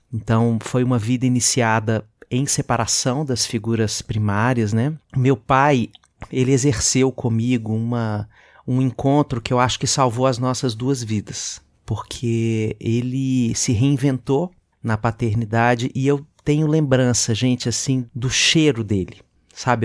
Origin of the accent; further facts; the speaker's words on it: Belo Horizonte, Minas Gerais, Brazil; moved away; eu sou Belo Horizontino, eu sou mineiro